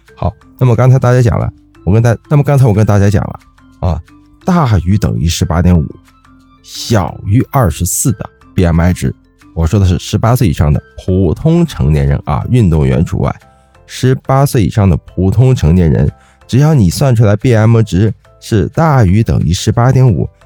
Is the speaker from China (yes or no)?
yes; China; 我们中国人